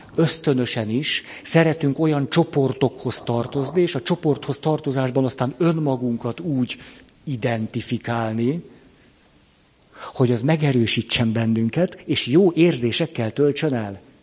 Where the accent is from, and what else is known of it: Hungary